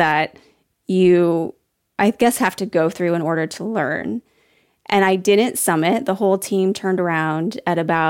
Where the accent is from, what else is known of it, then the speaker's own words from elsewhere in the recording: Illinois, United States; moved away as an adult; now in Seattle, United States; I grew up in Illinois